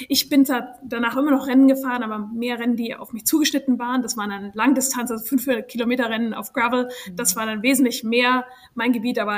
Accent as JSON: {"language": "German", "country": "Germany", "moved": "as an adult", "lives_now": "United States", "said": "also ich bin ursprünglich aus Deutschland, bin aber nach dem Abitur in die USA gezogen."}